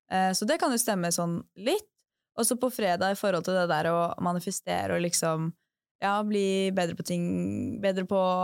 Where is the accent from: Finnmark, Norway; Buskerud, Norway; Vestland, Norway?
Buskerud, Norway; Drammen; moved away as an adult